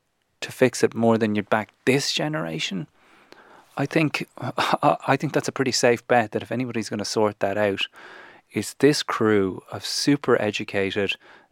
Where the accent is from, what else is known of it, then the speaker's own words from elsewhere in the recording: Ireland; moved away as an adult; also born or lived in London; Like, I'm the Irishman.